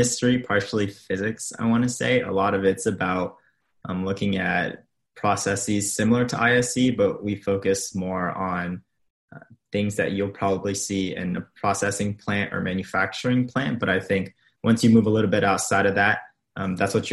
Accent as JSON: {"language": "English", "town": "Houston", "region": "Texas", "country": "United States", "said": "I'm from Houston, Texas"}